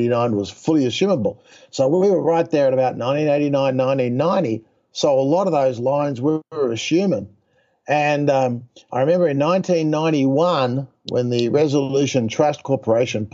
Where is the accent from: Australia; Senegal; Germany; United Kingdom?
Australia; moved away as an adult; also born or lived in Texas; I'm an Australian guy